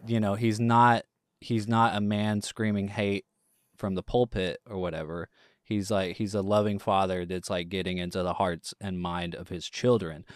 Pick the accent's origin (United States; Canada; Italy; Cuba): United States; East Texas; growing up in, you know, the East Texas Bible Belt